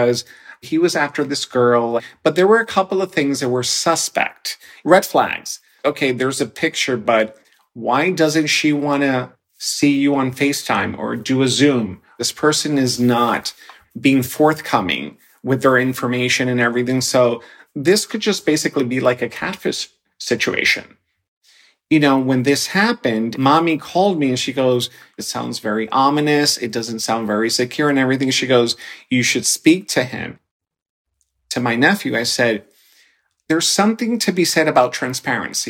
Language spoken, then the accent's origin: English; New York City, New York, United States; also born or lived in Dominican Republic; I was born in the Dominican Republic, and I was brought to the United States, specifically the Bronx, when I was 6 years old.